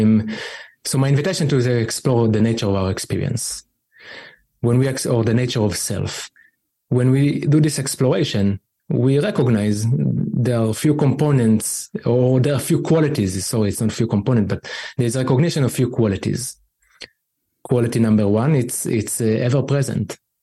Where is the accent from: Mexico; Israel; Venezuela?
Israel; growing up in Israel